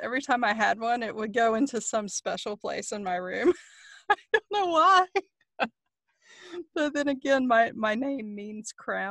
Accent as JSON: {"language": "English", "area": "Cary and a small town near Raleigh", "region": "North Carolina", "country": "United States", "tie": "born or raised there", "lives_now": "Raleigh, United States", "said": "I moved away from Cary into tiny town of Kinley"}